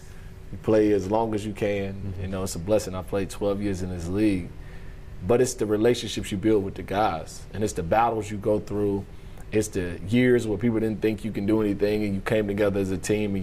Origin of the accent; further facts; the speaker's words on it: the South, United States; from the South, we're from the South